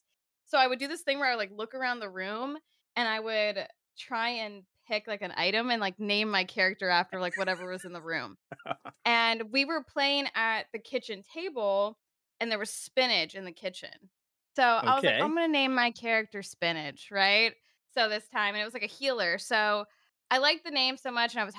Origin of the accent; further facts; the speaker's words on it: Southern California, United States; I'm from Southern California